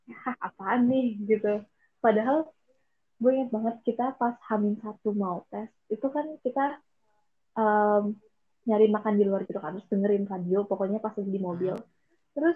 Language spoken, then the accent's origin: Indonesian; BSD, Banten, Indonesia; kita kan anak BSD jadi lebih deket ke Soekarno